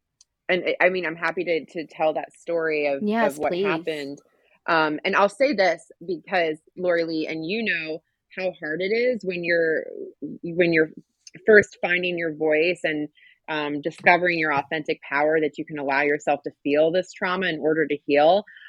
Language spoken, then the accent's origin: English; Schweinfurt, Bavaria, Germany; born there; also born or lived in California / Washington, D.C.; I grew up in a military family, very proud military family. I was born in Schweinfurt, Germany. We lived in California. Ended up in DC